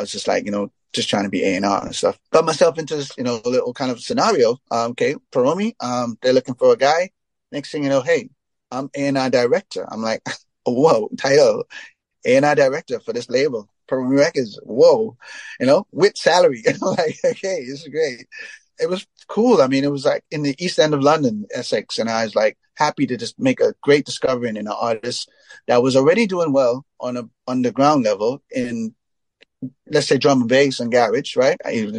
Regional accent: Trinidad & Tobago; I come from Trinidad.

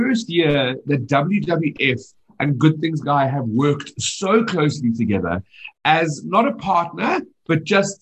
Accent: Johannesburg, Gauteng, South Africa

